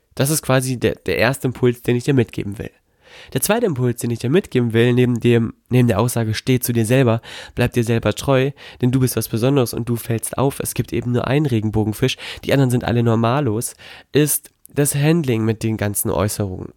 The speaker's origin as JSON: {"language": "German", "town": "Melle", "region": "Lower Saxony", "country": "Germany", "tie": "born or raised there", "moved": "yes", "lives_now": "Gifhorn, Germany", "said": "Melle in äh, Melle bei Osnabrück. Dort ist meine Heimatstadt, hier bin ich quasi groß geworden"}